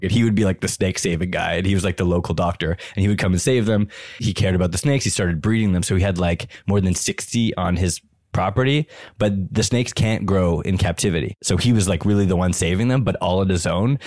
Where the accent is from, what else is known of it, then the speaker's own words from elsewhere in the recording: Ottawa, Ontario, Canada; I grew up in Ottawa